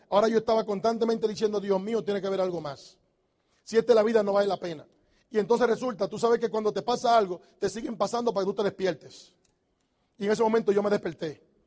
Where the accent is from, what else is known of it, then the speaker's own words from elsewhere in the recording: Dominican Republic; moved away as an adult; also born or lived in New York; Los dominicanos decimos